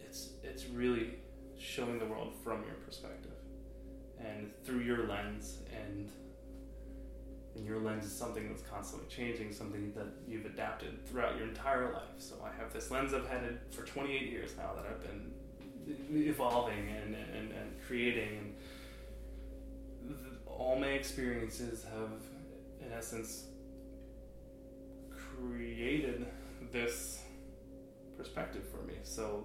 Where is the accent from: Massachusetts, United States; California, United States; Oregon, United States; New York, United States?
New York, United States; now in Norwalk, United States; I'm from upstate New York, but I've lived all over the place. But now I live in Norwalk, Connecticut.